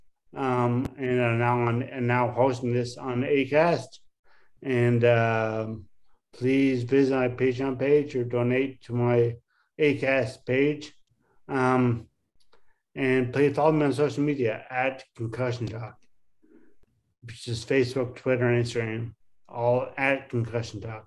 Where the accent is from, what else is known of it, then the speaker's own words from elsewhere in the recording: St. John's, Newfoundland and Labrador, Canada; both from my hometown, St. John's, Newfoundland.